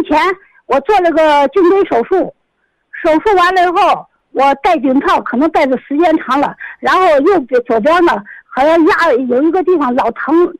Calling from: Xi'an, Shaanxi, China; 我是西安的

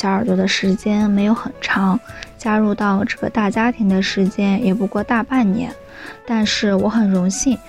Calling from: Anhui, China; 我是来自左耳电台文编部的…，我在安徽

